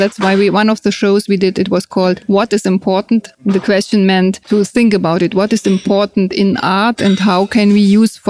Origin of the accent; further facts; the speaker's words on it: between Cologne and Bonn, North Rhine-Westphalia, Germany; moved away as an adult; now in Berlin, Germany; From the Rhineland. It's between Cologne and Bonn.